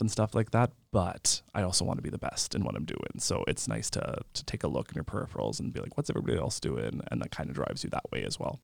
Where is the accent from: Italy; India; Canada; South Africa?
Canada; Lemberg, Saskatchewan; I'm from Lemberg, so nineteen people in my graduating class